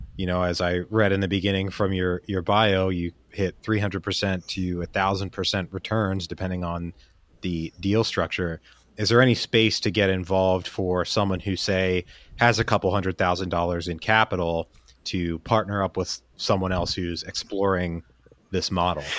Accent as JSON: {"language": "English", "region": "Pennsylvania", "country": "United States", "tie": "born or raised there", "said": "I grew up in Pennsylvania"}